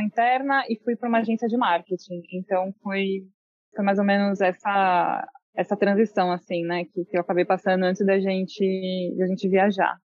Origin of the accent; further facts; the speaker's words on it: São Paulo, Brazil; moved away as an adult; São Paulo, capital